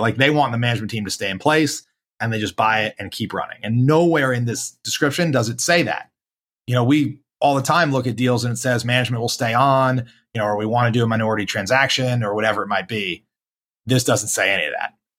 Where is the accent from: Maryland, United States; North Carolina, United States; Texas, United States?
North Carolina, United States; Charlotte; I'm white guy from Charlotte, North Carolina